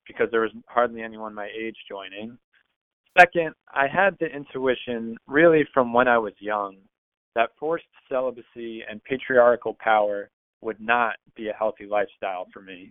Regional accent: United States; I am Irish, American, Catholic

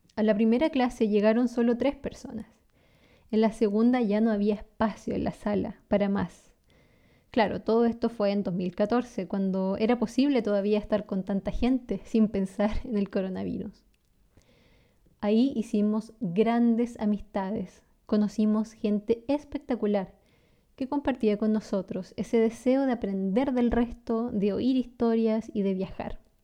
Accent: San Carlos, Ñuble, Chile; first language Spanish; nací en una pequeña ciudad llamada San Carlos, en el centro sur de Chile

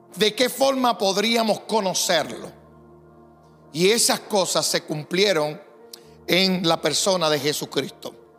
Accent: Puerto Rico; Como buenos puertorriqueños

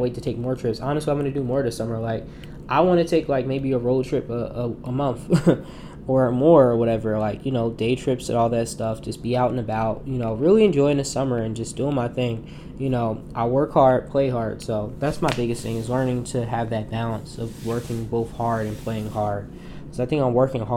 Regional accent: New Jersey, United States; People come see my home and see my home state

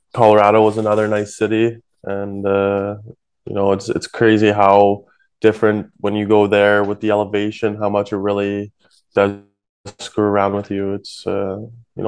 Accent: Canada; I'm Canadian

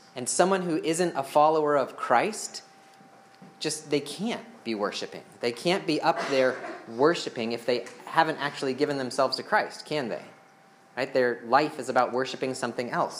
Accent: United States; we have been raised in the American culture

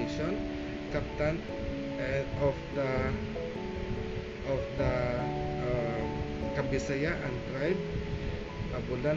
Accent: Philippines; we are being called as Filipino

